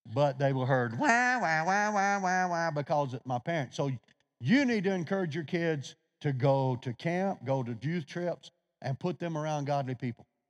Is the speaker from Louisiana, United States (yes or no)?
yes; Louisiana, United States; I'm from Louisiana